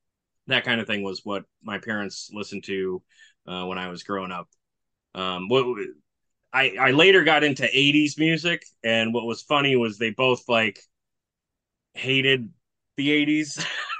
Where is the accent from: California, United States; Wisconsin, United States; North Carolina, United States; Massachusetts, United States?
Wisconsin, United States; Milwaukee; So I'm from Milwaukee, Wisconsin, lived here my whole life.